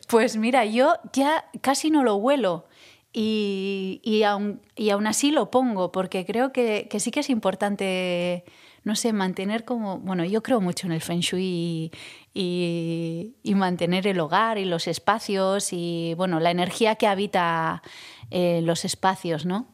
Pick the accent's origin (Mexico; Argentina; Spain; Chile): Spain; Zestoa, Basque Country; mi infancia en Cestoa